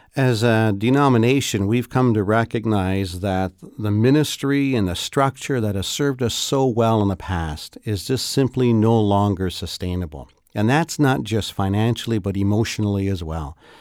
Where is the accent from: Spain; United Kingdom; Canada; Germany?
Canada; particularly as a Canadian